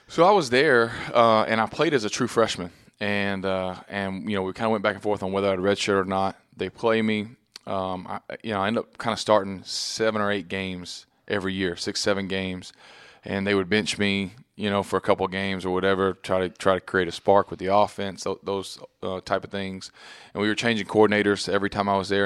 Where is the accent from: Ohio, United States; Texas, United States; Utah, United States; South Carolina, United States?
Texas, United States; moved away as an adult; now in New York, United States; growing up in Texas